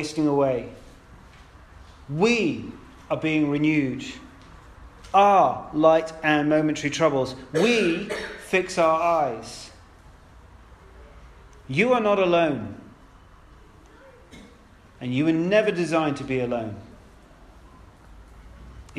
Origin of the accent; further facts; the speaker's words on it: United Kingdom; we're British